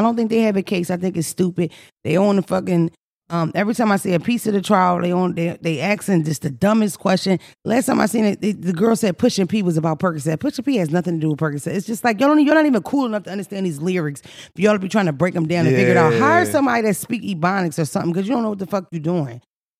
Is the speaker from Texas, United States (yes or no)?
no; Philadelphia, Pennsylvania, United States; Because I'm from Philly, but we played in the fire hydrant.